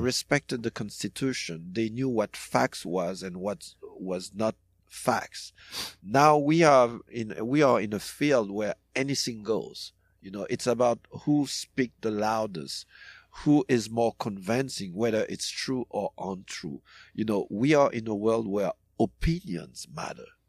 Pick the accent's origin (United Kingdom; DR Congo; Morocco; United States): DR Congo; moved away; also born or lived in Haiti; I grew up in Congo as well